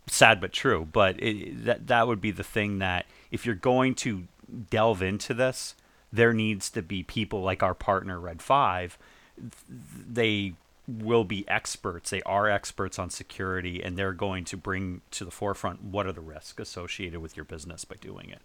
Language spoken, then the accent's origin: English; New England, United States; moved away; also born or lived in Northport, Long Island, New York / Maine; I lived in, I lived there, I grew up in New England